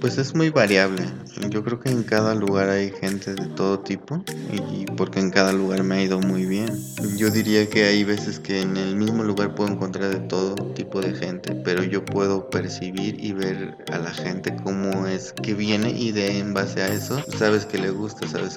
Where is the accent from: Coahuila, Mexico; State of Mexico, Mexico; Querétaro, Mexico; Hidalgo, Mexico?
State of Mexico, Mexico; Toluca; soy de Toluca, Estado de México